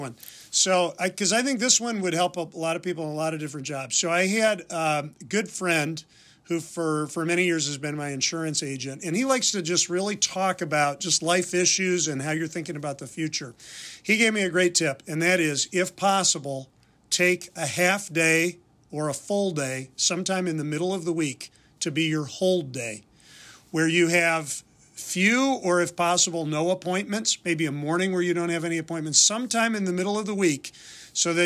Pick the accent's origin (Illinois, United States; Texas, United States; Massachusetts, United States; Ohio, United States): Illinois, United States; Wheaton; moved away as an adult; also born or lived in Philadelphia; I grew up in Wheaton, Illinois